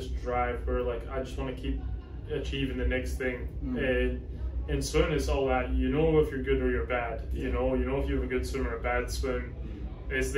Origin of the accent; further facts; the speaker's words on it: Scotland, United Kingdom; moved away as an adult; also born or lived in Georgia, United States; now in Florida, United States; I'm originally from Scotland and came over to America